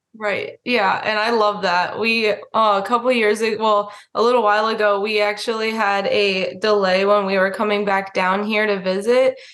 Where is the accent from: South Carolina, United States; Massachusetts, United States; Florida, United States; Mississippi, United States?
Florida, United States; moved away as an adult; also born or lived in Alaska; growing up in Florida